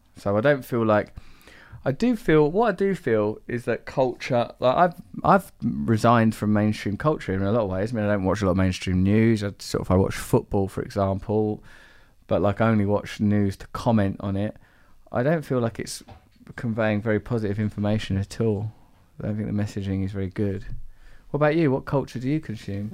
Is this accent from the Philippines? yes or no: no; England, United Kingdom; I'm English